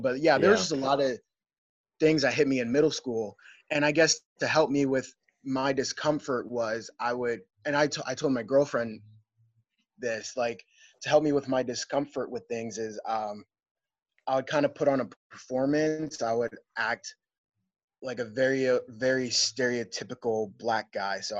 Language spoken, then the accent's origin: English; Lancaster, Pennsylvania, United States; Growing up in Lancaster for me, I felt comfortable, like as far, like I grew up in the city. I lived in the city till I was maybe 16 years old